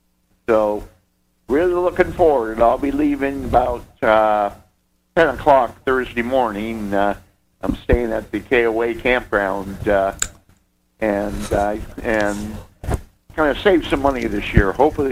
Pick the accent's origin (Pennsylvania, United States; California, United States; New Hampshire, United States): Pennsylvania, United States; Erie; I'm from Erie, Pennsylvania